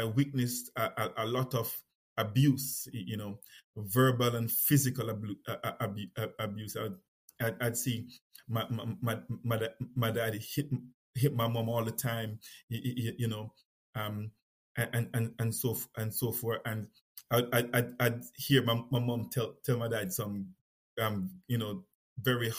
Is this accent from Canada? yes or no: no; Kingston, Jamaica; moved away; I was born in Kingston, Jamaica, and I was born in a lived in and around the city